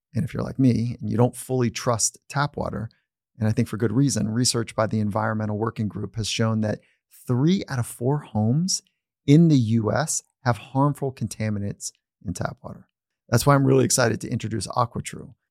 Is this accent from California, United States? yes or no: yes; Southern California, United States; I grew up here in Southern California surfing